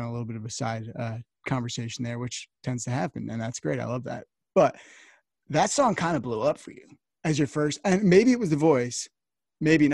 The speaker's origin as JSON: {"language": "English", "region": "New Jersey", "country": "United States", "said": "I'm from New Jersey"}